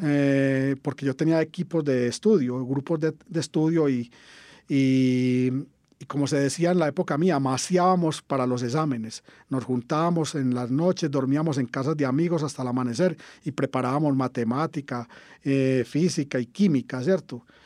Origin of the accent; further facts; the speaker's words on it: Caldas, Antioquia, Colombia; yo soy de Caldas, Antioquia, en el sur del Valle de Aburrá estudié en el liceo del municipio, el José María Bernal, todo el bachillerato